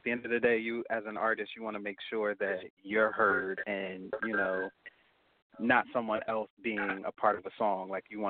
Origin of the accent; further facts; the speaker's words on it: New Jersey, United States; Nah. I'm from Jersey. I'm here.